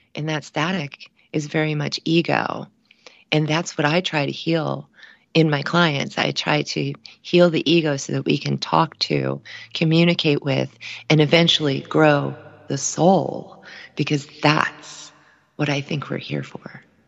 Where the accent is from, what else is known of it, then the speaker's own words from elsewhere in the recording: Cincinnati, Ohio, United States; moved away; my hometown of Cincinnati, Ohio